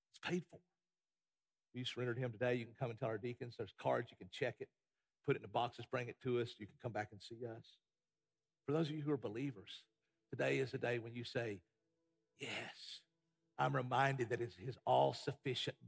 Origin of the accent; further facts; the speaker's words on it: United States; as an American